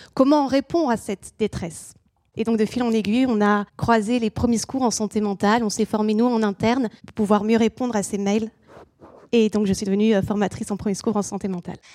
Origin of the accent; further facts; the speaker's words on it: France; also born or lived in England; chez nous en France